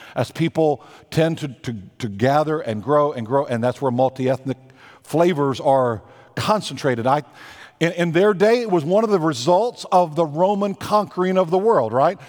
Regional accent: Texas, United States; moved away; I am a Southerner. When you go home to Virginia, I go back and visit Texas

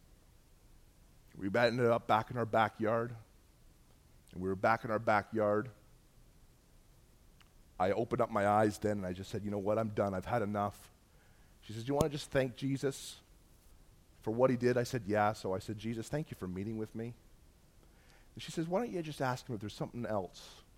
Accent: Bolton, Ontario, Canada; I grew up in Bolton, Ontario

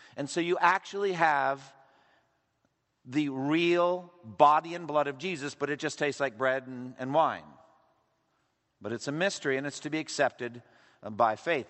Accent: Eastern Massachusetts, United States; I was raised Roman Catholic in Eastern Massachusetts

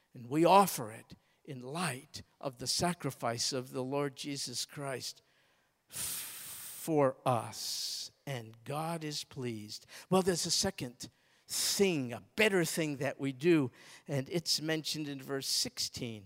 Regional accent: United States; I'm an American.

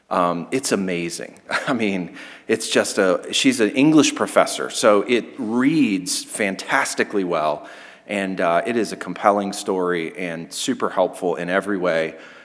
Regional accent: United States

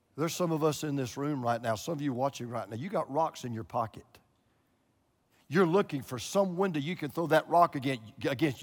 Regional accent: Georgia, United States; moved away as an adult; also born or lived in Florida; I moved from Georgia to Florida

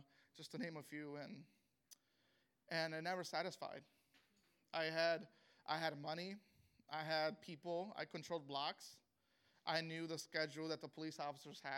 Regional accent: Chicago, Illinois, United States; I was born and raised in Chicago, Illinois, and I'm of Mexican descent.

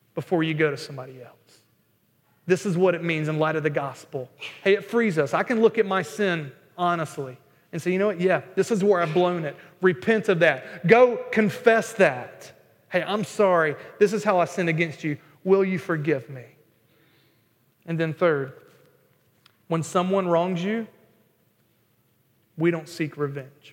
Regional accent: North Carolina, United States; moved away; I'm not from Boston, I'm from North Carolina

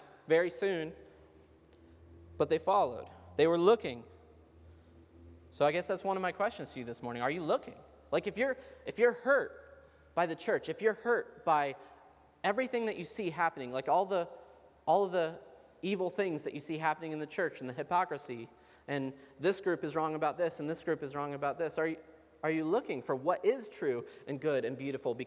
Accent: Cincinnati, Ohio, United States; I'm from Cincinnati.

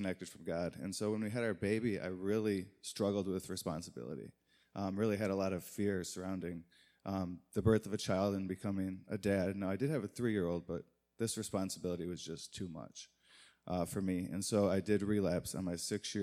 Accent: Muskegon, Michigan, United States; now in Detroit, United States; Originally from Muskegon, Michigan

